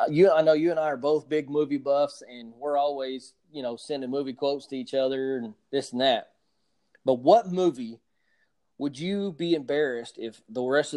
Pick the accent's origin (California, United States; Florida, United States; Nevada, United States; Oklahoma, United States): Oklahoma, United States; Oklahoma, which is my home state.